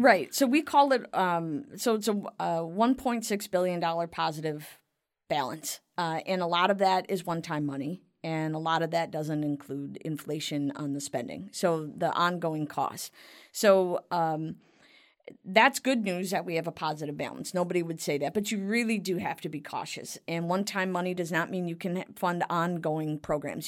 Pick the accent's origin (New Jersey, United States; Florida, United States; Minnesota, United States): Minnesota, United States; Cottage Grove; So that's Cottage Grove. That's my hometown